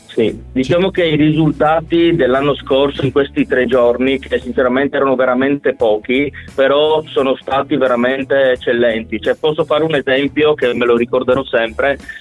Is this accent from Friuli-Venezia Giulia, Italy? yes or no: yes; Gorizia, Friuli-Venezia Giulia, Italy; noi siamo di Gorizia